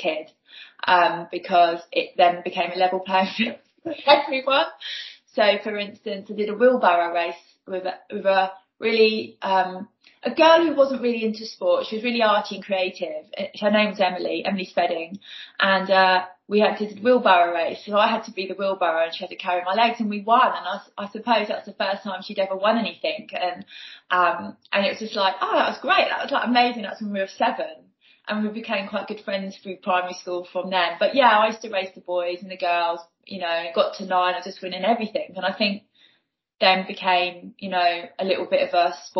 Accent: Newport, South East England, United Kingdom; also born or lived in Ryde; I was born in Newport on the Isle of Wight

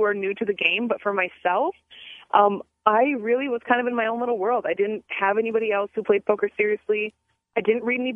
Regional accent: Minnesota, United States

